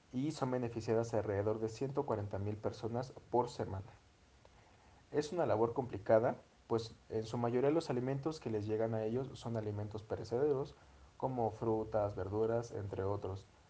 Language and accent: Spanish; Mexico; nuestro país, nuestro querido México